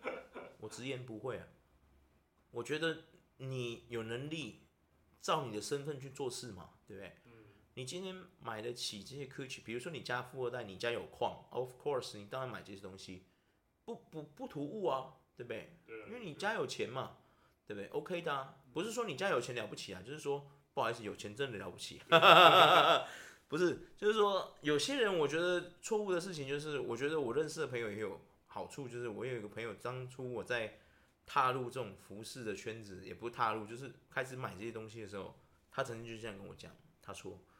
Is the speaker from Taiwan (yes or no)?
yes; Taiwan; 我们台湾人